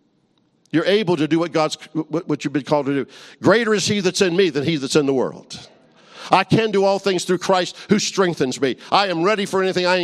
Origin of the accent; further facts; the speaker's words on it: New Orleans, Louisiana, United States; I grew up in New Orleans, Louisiana.